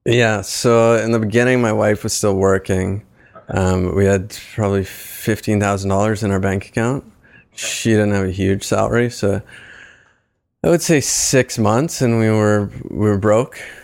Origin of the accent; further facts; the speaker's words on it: East Coast, Canada; moved away as an adult; also born or lived in Waterloo / Toronto; now in Hamilton, Canada; I'm from the East Coast. I moved up here to do my M B A at Laurier